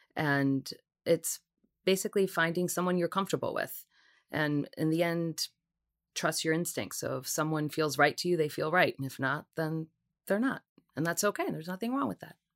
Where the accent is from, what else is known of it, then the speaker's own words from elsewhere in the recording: Seattle, Washington, United States; moved away as an adult; also born or lived in Puerto Rico / Long Island, New York; now in New York City, United States; I was born and raised in Puerto Rico, lived there for about seven years before I moved out to the West Coast, Seattle, Washington.